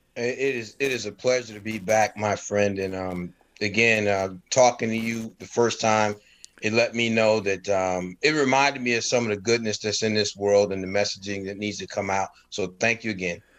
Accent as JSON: {"language": "English", "town": "Stamford", "region": "Connecticut", "country": "United States", "tie": "born or raised there", "also_born_or_lived": "North Carolina", "said": "I was born in North Carolina, and then shortly after being born, I was whisked away to Stamford, Connecticut with my family"}